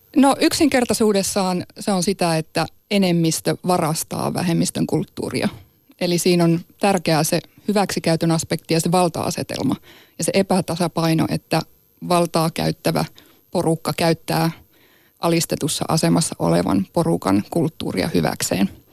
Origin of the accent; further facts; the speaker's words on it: Sámi, Sápmi, Finland; also born or lived in Inari, Finland; Mä oon saamelainen ja saamelaiseksi on syntynyt